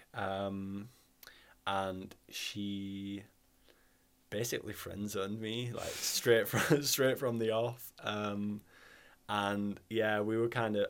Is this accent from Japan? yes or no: no; Halifax, Yorkshire and the Humber, United Kingdom; accent: northern; moved away as an adult; also born or lived in Leeds; now in Bergen, Norway; I was born in Halifax, lived in the same house until I was 18